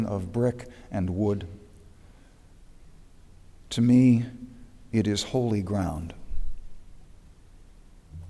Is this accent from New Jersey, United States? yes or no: yes; New Jersey, United States; Growing up in New Jersey, with most of my family in New England